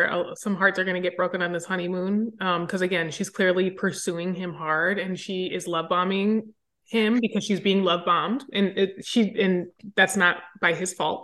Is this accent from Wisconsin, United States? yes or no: yes; Wisconsin, United States; I'm from Wisconsin, I'm a fellow Midwesterner